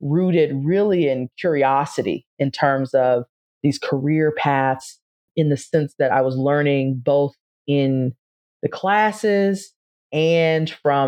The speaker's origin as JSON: {"language": "English", "area": "Charles County", "region": "Southern Maryland", "country": "United States", "tie": "born or raised there", "also_born_or_lived": "Rome, Italy", "moved": "as an adult", "said": "I grew up in Charles County, Southern Maryland, a kind of suburban, rural area."}